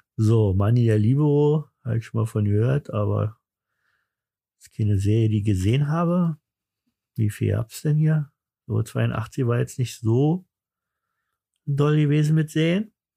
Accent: East Germany, Germany; bei uns im Osten

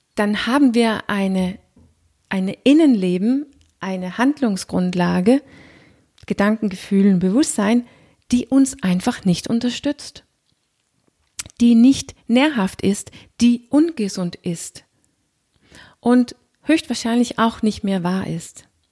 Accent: Denmark; accent: Danish; German is a second language; Wie du hörst, bin ich nicht gebürtige Deutsche, ich bin Dänin

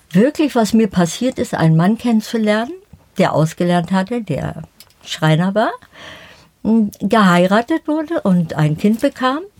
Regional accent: Berlin, Germany; Ich bin in der Förderschule in Berlin-Spandau äh, zur Schule gegangen.

